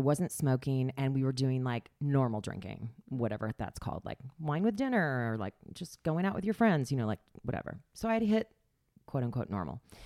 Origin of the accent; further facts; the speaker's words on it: Springfield, Missouri, United States; now in New York City, United States; I was born in Springfield, Missouri. I went to high school with Brad Pitt